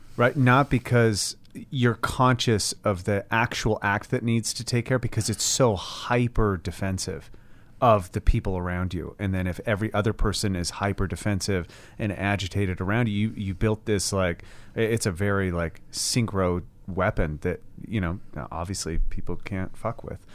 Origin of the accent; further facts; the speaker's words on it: United States; I'm American.